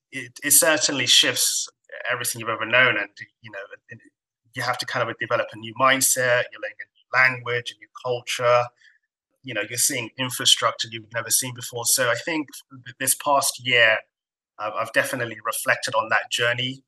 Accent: Somalia; now in United Kingdom; I'm kind of from Africa, Somalia specifically and I wasn't born in this country.

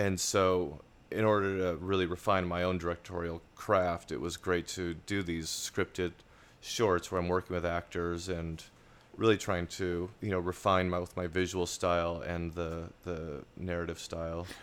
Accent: Laurel, Montana, United States; moved away; also born or lived in Billings, Montana; I was born in Montana, uh, Billings, Montana, grew up in Laurel.

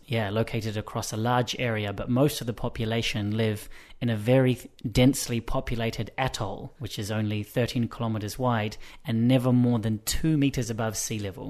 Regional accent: Wellington, New Zealand; I'm from New Zealand, and I was born in Wellington, which is the capital city.

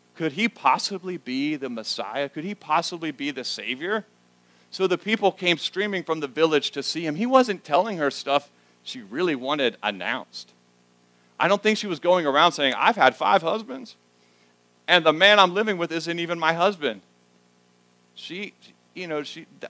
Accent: the South, United States; moved away as an adult; now in Schnecksville, United States; I grew up in the South.

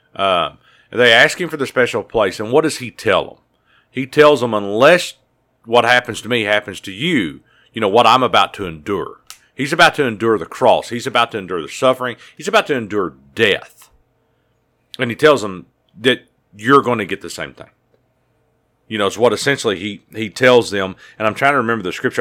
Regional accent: United States; as a American citizen

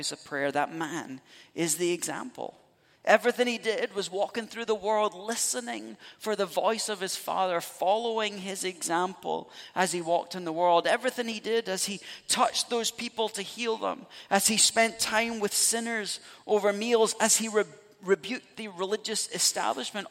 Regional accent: Scotland, United Kingdom; moved away; I'm Scottish, so you go back home, we're steeped in Celtic spirituality

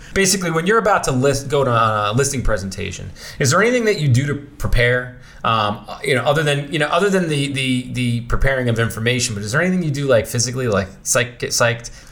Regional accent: New York City, New York, United States; I was born and raised in Bensonhurst, Brooklyn

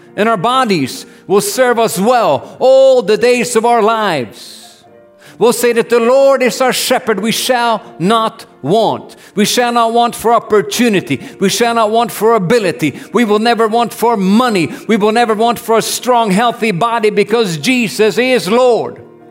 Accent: Norway; I grew up in Norway

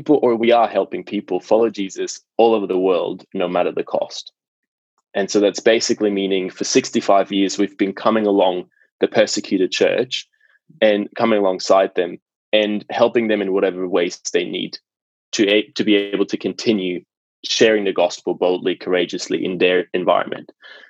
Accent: Basel, Basel-Stadt, Switzerland; English is a second language; moved away as an adult; now in Australia; I was born in Basel in Switzerland, in the beginning.

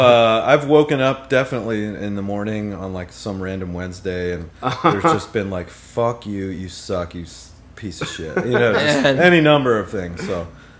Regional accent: Pittsburgh, Pennsylvania, United States; moved away as an adult; also born or lived in North Carolina; I grew up in Pittsburgh until I was 18.

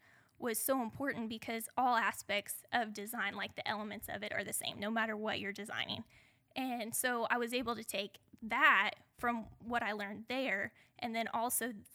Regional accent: central Oklahoma, United States; I grew up in central Oklahoma. I was raised on a modest farm.

